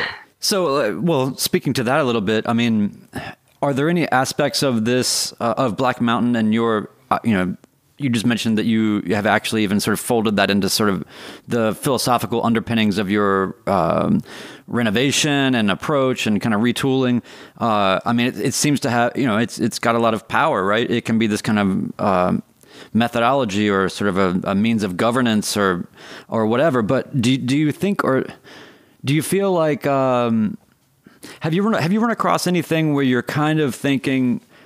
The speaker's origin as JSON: {"language": "English", "town": "Winston-Salem", "region": "North Carolina", "country": "United States", "tie": "born or raised there", "said": "I grew up in Winston Salem"}